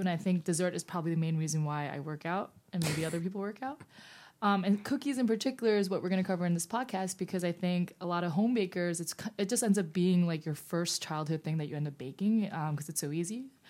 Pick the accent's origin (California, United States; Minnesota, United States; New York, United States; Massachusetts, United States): New York, United States; New York City; I'm a New Yorker